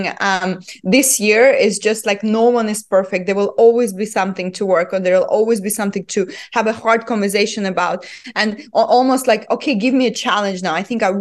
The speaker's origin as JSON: {"language": "English", "country": "Estonia", "tie": "born or raised there", "moved": "yes", "lives_now": "United Arab Emirates", "said": "I was born and raised in Estonia, in a very, very small village."}